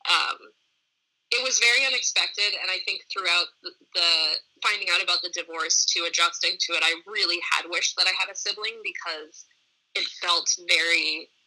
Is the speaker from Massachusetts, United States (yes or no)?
yes; Boston, Massachusetts, United States; so I grew up in Boston, Massachusetts.